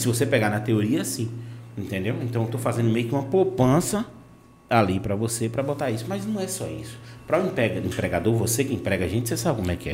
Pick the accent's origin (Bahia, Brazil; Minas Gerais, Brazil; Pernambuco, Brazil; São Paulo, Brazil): Bahia, Brazil; Vitória da Conquista; also born or lived in Salvador, Brazil; now in Itabuna, Brazil; Nasci em Vitória da Conquista, fui morar em Salvador, passei muito tempo, 10, 11 anos, e estou aqui agora, entendeu? Itabuna